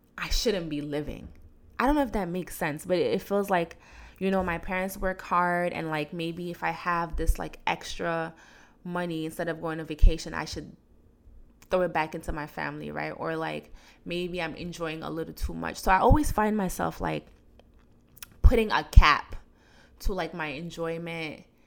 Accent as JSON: {"language": "English", "country": "Guinea", "tie": "born or raised there", "moved": "yes", "said": "I was born in Guinea. I went to school in Guinea."}